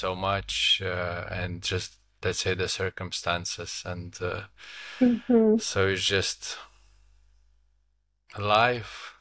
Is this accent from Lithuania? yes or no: yes; Lithuania; I am from Lithuania, my wife as well